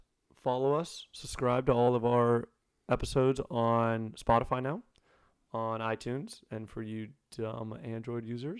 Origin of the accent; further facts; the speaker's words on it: New York, United States; I'm from New York.